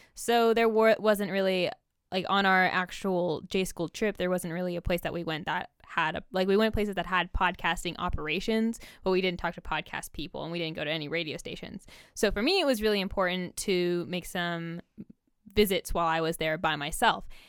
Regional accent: California, United States; now in Oregon, United States; I'm from California, which is more diverse than Oregon, um, at least the places where I was from

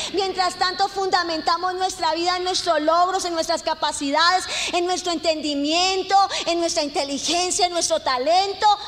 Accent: Colombia

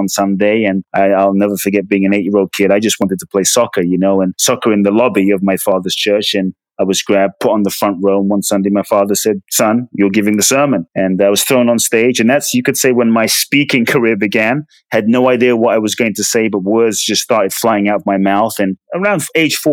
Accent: London, United Kingdom; also born or lived in Ghana; now in United States; I was born in Ghana, West Africa. My father's from Ghana. My mother's from Japan. I grew up in London. I currently live in the US

